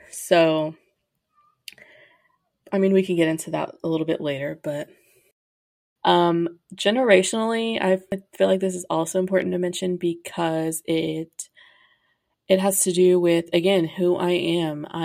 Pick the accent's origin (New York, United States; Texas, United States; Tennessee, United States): Texas, United States; Grand Prairie; I am from Grand Prairie, Texas, aka Dallas. Not aka, it's not Dallas.